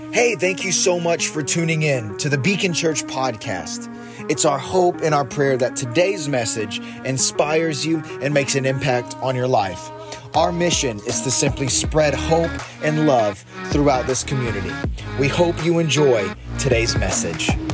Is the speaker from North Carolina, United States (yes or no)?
no; Florida, United States; So I grew up in Florida